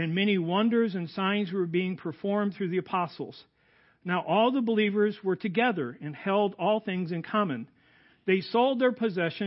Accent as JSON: {"language": "English", "town": "Goodfield", "region": "Illinois", "country": "United States", "tie": "born or raised there", "also_born_or_lived": "Lacon, Illinois", "said": "I grew up outside of Goodfield."}